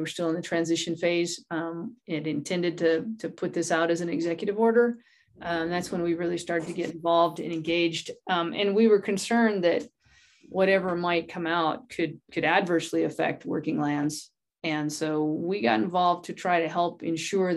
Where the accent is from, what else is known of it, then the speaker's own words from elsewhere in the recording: New Mexico, United States; moved away as an adult; also born or lived in Southern Colorado; now in Santa Fe, United States; My background is I grew up in New Mexico, and then I ended up managing a ranch in Southern Colorado for about 16 years